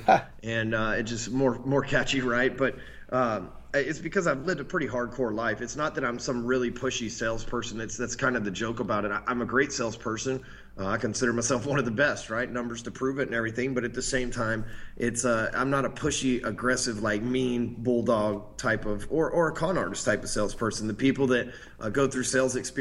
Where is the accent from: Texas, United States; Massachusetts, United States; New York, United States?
Texas, United States; Dallas; I came from Dallas, Texas